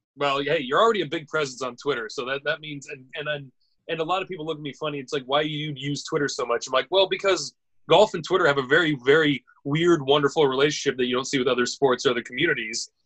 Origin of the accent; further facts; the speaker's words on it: United States; as an American